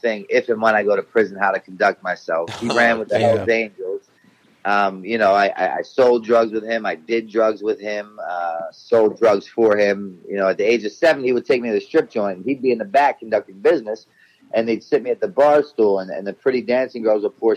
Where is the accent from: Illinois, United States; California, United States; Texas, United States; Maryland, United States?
Maryland, United States; Baltimore; I was born and raised in Baltimore City.